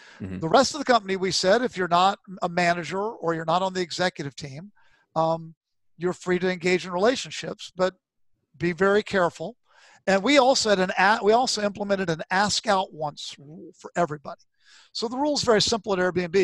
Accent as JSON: {"language": "English", "region": "Virginia", "country": "United States", "tie": "born or raised there", "said": "I was brought up in Virginia."}